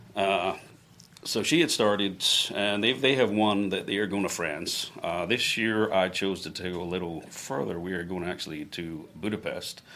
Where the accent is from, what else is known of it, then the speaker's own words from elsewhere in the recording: a village outside Glasgow, Scotland, United Kingdom; now in Florida, United States; I was born in Glasgow. Yep, grew up in a little village outside of Glasgow